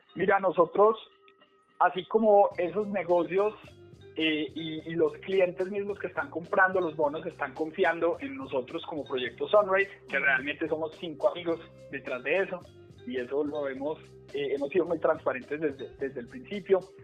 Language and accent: Spanish; Bogotá, Colombia; moved away as an adult; now in Medellín, Colombia; soy de Bogotá, pero vivo en Medellín hace un poco más de, de seis meses